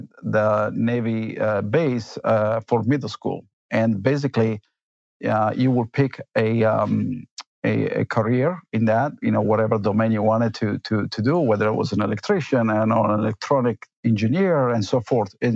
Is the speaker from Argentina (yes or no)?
yes; Argentina; moved away; also born or lived in Italy; I was born in Argentina, but I grew up both in Argentina and Italy